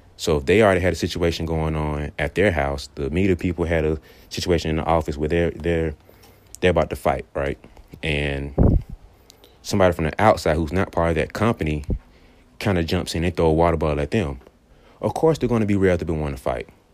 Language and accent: English; Birmingham, Alabama, United States; I'm from Birmingham, Alabama